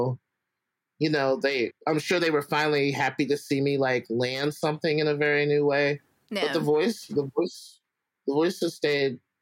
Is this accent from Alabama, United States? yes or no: yes; Alabama, United States; moved away; I grew up in Alabama, so all my family's in Alabama